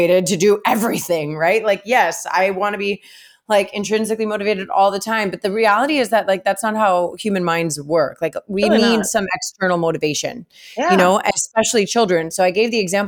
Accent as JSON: {"language": "English", "town": "Miami", "region": "Florida", "country": "United States", "tie": "born or raised there", "said": "I grew up in Kendall"}